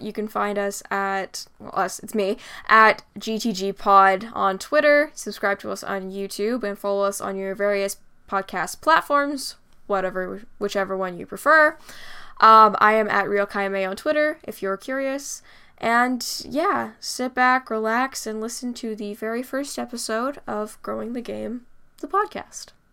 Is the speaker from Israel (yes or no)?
no; Vancouver, British Columbia, Canada; I am a student from the Greater Vancouver, B C area.